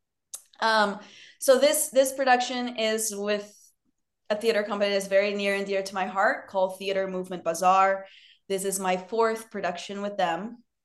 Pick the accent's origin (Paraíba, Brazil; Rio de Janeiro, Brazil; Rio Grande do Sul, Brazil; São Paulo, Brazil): Rio de Janeiro, Brazil; born or raised there; English is a second language; moved away as an adult; now in United States